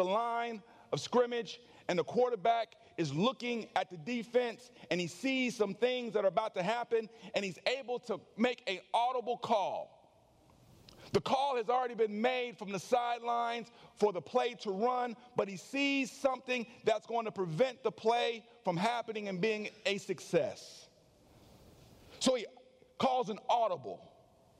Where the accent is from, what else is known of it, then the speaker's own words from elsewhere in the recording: California, United States; now in Conyers, United States; I grew up in California